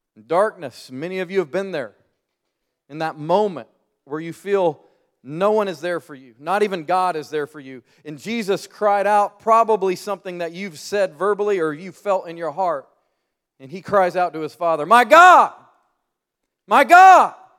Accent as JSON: {"language": "English", "region": "Colorado", "country": "United States", "moved": "as an adult", "lives_now": "Birmingham, United States", "said": "I'm from the Rocky Mountains"}